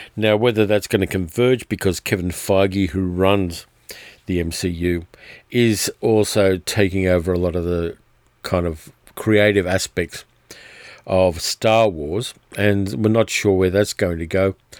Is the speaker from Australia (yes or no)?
yes; Australia; My hometown has been covered in bushfire smoke for About two weeks now, I've got family there